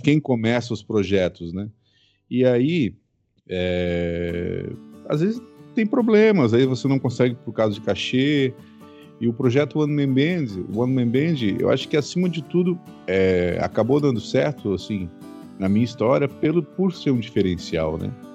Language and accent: Portuguese; southern Santa Catarina, Brazil; moved away as an adult; now in Rio de Janeiro, Brazil; Eu sou, eu sou catarinense, sou do sul de, do Brasil, né? Mais especificamente do sul de Santa Catarina